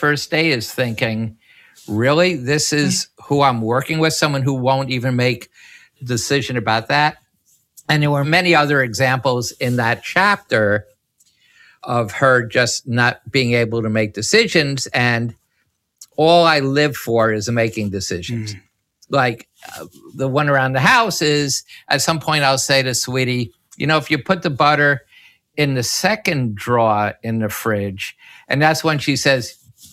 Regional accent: New York City, New York, United States; my youth and about growing up in Washington Heights

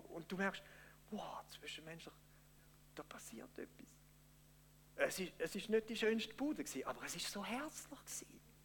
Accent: Switzerland; wir Schweizer

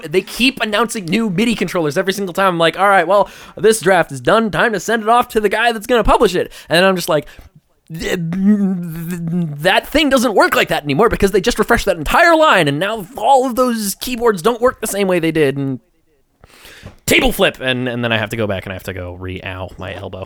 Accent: Long Island, New York, United States; did you know I'm from Long Island? I'm on Long Island, guys.

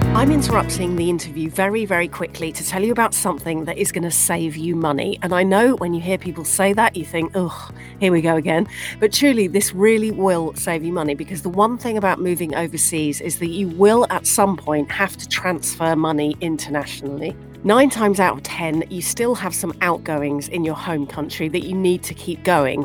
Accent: United Kingdom; moved away as an adult; also born or lived in Dubai / Canada; now in Chicago, United States; growing up in the UK. You can tell that by the accent.

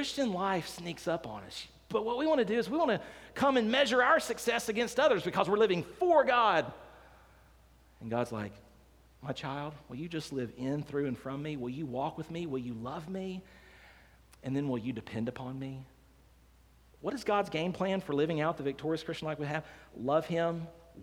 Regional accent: Decatur, Alabama, United States; I grew up here in Decatur, Alabama. I was born and raised here

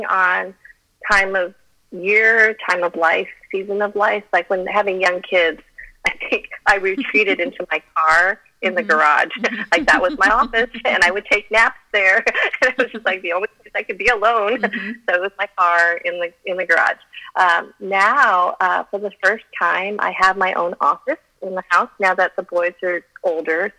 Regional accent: Colorado, United States; first language Chinese; English is a second language; moved away; I'm a mountain girl. I grew up in Colorado

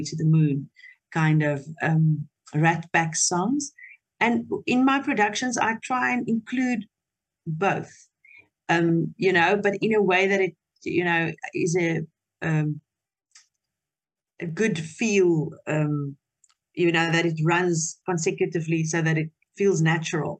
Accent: Potchefstroom, North West, South Africa; first language Afrikaans; English is a second language; I was raised in Potchefstroom, that is a very conservative community

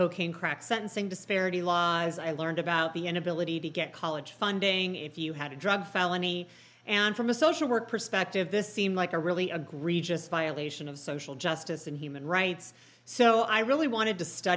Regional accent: Chicago, Illinois, United States; moved away; I'm originally from Chicago

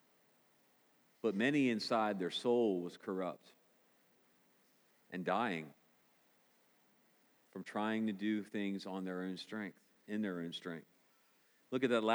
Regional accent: United States; as good American people

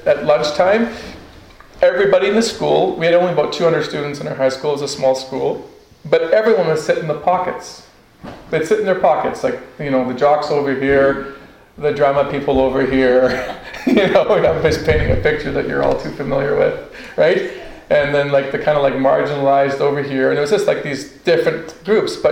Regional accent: Northwest Territories, Canada; I grew up in the Northwest Territories

